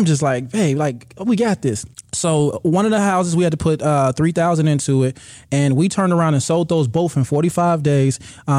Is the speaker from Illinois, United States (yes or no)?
yes; Chicago, Illinois, United States